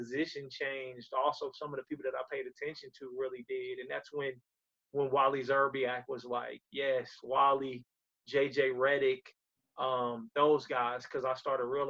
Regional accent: Tampa, Florida, United States; now in Alabama, United States; I'm originally from Tampa, Florida

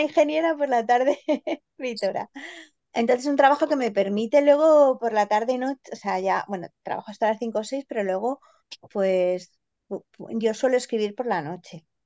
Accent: Granada, Andalusia, Spain; soy granadina

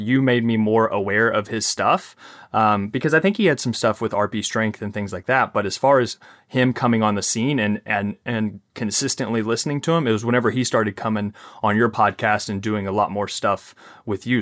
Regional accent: Kentucky, United States; accent: Southern twang, Kentucky accent; I'm from Kentucky

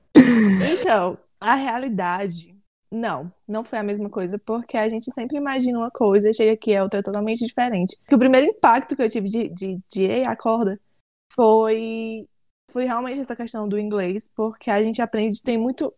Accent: Brazil; moved away as an adult; now in United States; a gente é brasileira

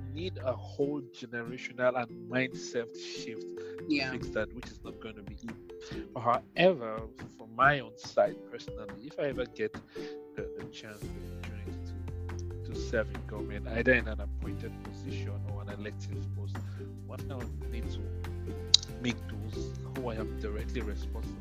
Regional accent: Northern Nigeria, Nigeria; I grew up in northern Nigeria where we didn't have access to a lot of things

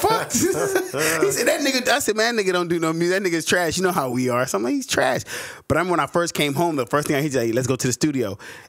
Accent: the South, United States; I was from the South.

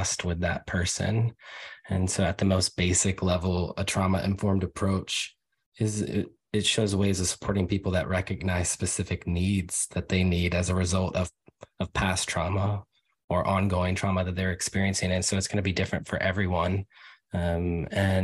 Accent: United States; also born or lived in Virginia / North Carolina / New York City / Los Angeles; now in Portland, United States; I'm from Virginia and North Carolina originally

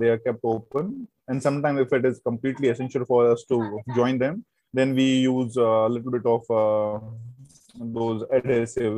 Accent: Jammu and Kashmir, India; moved away; also born or lived in Mumbai / Pune; I'm actually from the Kashmir. So I'm born in Kashmir. Then we moved out from the Kashmir in 90s due to the militancy

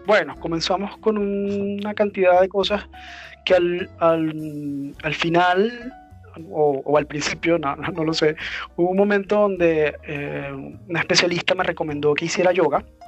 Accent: Venezuela; moved away; mi país

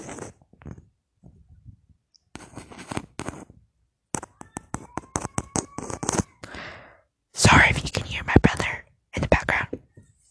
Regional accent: United States; I'm just a Mexican. My parents were born in Mexico. I was born here in the United States

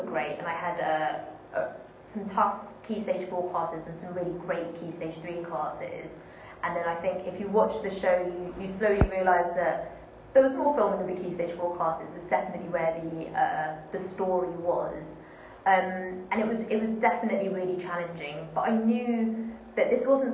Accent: Wembley, London, United Kingdom; where I grew up in Wembley

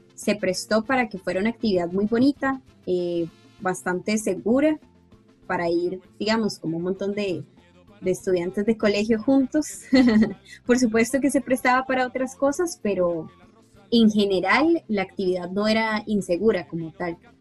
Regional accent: Coronado, San José, Costa Rica; yo soy de Coronado

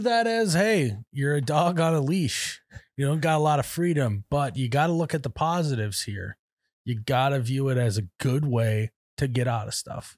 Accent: Midwest, United States

